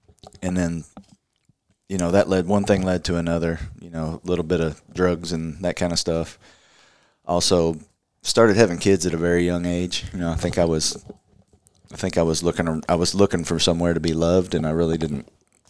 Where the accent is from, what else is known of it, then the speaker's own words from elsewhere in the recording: Louisville, Kentucky, United States; Born and raised in Louisville.